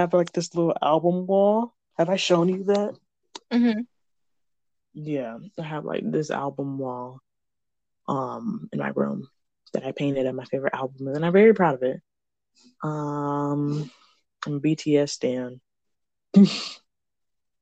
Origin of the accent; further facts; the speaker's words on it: Michigan, United States; I'm from Michigan, and one of the biggest cities in Michigan, but it's not Lansing or Detroit